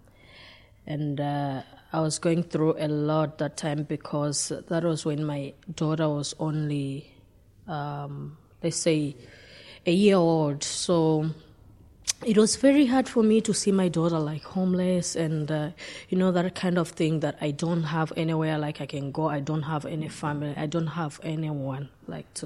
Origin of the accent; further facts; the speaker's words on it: Zambia; moved away as an adult; also born or lived in Portlaoise; now in Ireland; I'm from Zambia